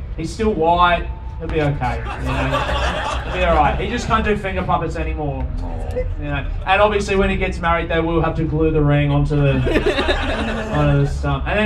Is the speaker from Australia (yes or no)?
yes; Adelaide, South Australia, Australia; I grew up in Adelaide